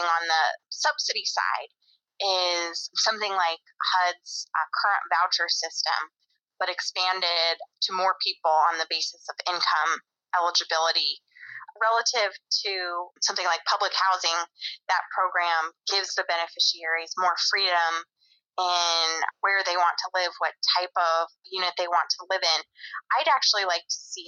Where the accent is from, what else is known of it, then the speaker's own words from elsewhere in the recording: Grand Junction, Colorado, United States; moved away as an adult; also born or lived in Baltimore; now in Washington, D.C., United States; I grew up in Grand Junction, Colorado, which is a relatively small town in western Colorado.